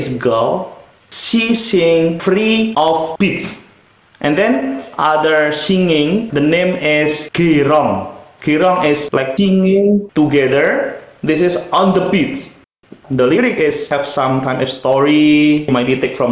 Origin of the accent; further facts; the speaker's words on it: Central Java, Indonesia; English is a second language; moved away as an adult; now in Beijing, China; I came from the Sulu in the Central Java.